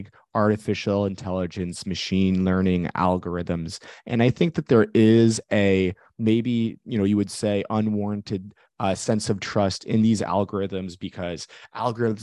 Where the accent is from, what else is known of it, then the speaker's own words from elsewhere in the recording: Bay Area, California, United States; also born or lived in San Francisco; I grew up in the Bay Area